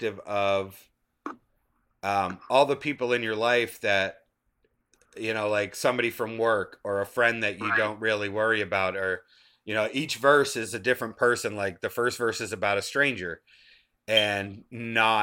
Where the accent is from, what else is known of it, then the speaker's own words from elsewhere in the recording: Taunton, Massachusetts, United States; now in Georgia, United States; I'm in Georgia now, but I grew up in Massachusetts. And in Taunton, Massachusetts